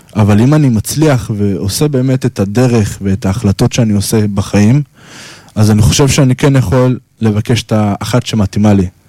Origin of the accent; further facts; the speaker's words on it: Holon, Tel Aviv District, Israel; ואני מחולון